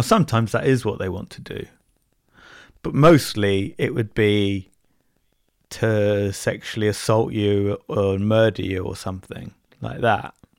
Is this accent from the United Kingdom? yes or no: yes; Bournemouth, South West England, United Kingdom; I'm from Bournemouth.